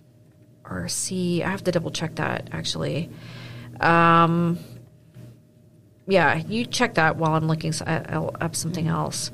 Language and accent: English; Burlington, Ontario, Canada; also born or lived in Milton, Ontario; I grew up in Burlington and Milton